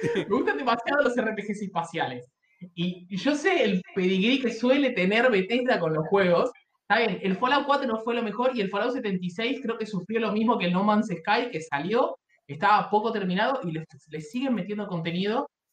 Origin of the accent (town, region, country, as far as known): Argentina